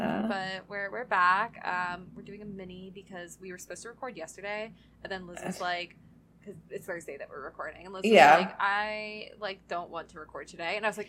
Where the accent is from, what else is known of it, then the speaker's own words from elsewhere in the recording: the South, United States; accent: Southern; I don't have a Southern accent, right? But I was like, I guess when I say some words that have like that long A, there's like, I draw it out more, and that's because I'm from the South.